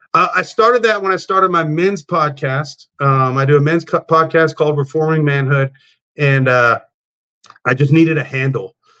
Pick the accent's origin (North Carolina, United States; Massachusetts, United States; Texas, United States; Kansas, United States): Texas, United States; South; I grew up in South Texas about 30 miles from South Padre Island